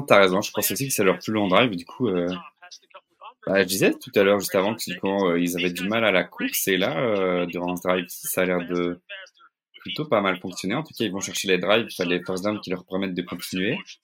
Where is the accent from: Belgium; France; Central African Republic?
Belgium; je suis belge